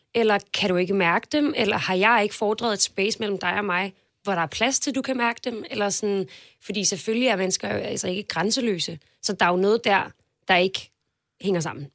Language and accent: Danish; Denmark; jeg kommer fra Jylland